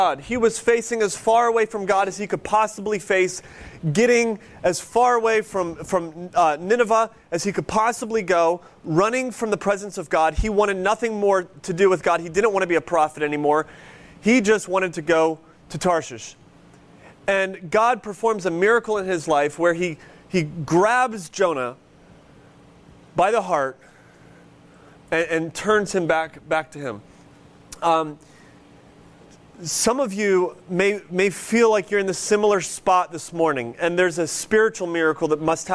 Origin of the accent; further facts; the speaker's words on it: near Cleveland, Ohio, United States; moved away; When I grew up near Cleveland